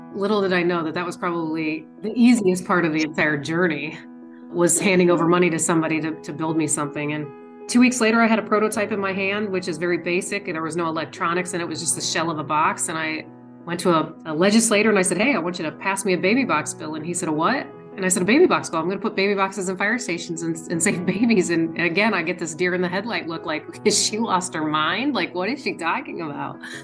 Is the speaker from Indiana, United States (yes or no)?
yes; Indiana, United States; I'm from Indiana